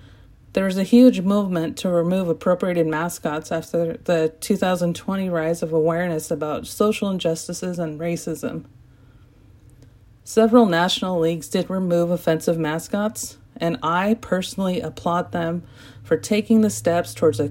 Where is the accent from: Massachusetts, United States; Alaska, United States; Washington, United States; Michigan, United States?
Washington, United States; Wenatchee; I was born in Wenatchee, Washington